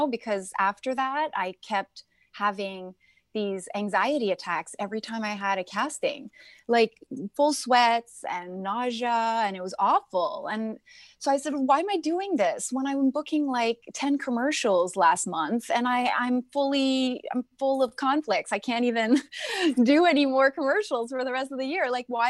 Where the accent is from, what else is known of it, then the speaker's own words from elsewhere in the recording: Toronto, Ontario, Canada; now in United States; I came from Toronto, so I'm Canadian and American, and I came after 9/11.